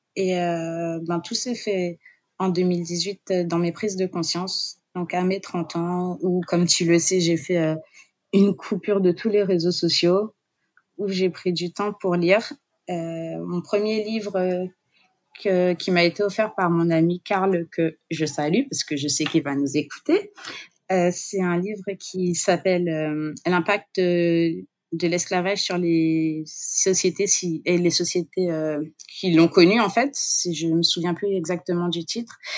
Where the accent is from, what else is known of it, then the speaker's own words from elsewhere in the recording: Guadeloupe; j'ai grandi euh, en Guadeloupe